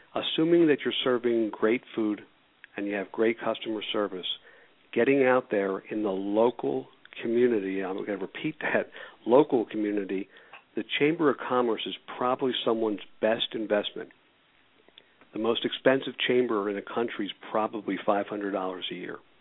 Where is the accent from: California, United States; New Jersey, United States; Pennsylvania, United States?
Pennsylvania, United States; Philadelphia; I was born and raised in Philadelphia.